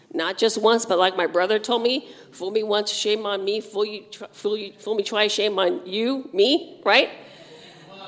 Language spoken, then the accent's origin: English; United States; I'm proud to be an American.